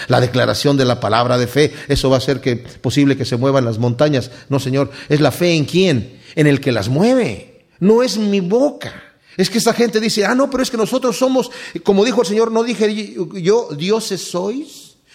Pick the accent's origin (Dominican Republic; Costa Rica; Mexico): Mexico; Yo, eh, crecí en México, mi padre tenía una hacienda allá